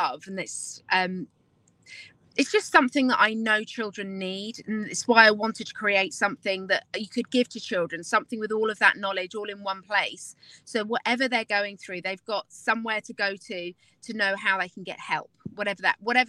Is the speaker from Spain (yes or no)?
no; London, United Kingdom; now in Nashville, United States; I am from London originally, but I now live in Nashville, Tennessee